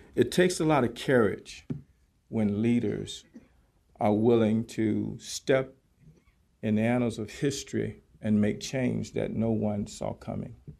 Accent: Norfolk, Virginia, United States; I grew up right there in Youngs Park, 800 St. Paul Boulevard, and also in Moulton Park

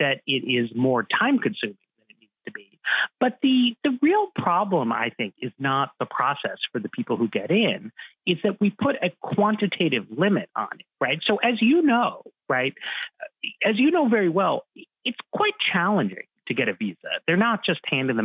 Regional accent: New York, United States; I grew up in New York

